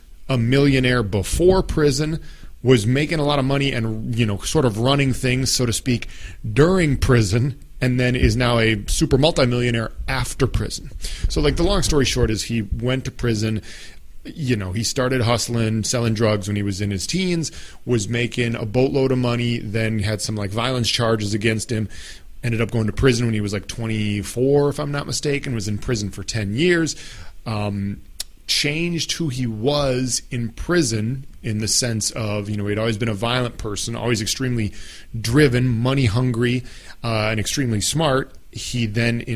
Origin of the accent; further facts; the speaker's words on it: Apple Valley, Minnesota, United States; I came from Apple Valley, Minnesota, which is like, you know, the most innocent, non-gangster suburb in the United States of America